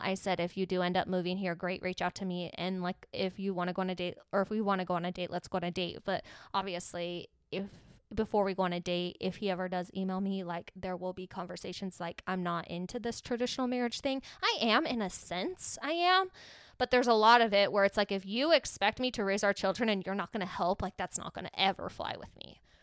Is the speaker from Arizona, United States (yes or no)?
yes; Mesa, Arizona, United States; I'm from Mesa, Arizona, and there's a lot of Mormons here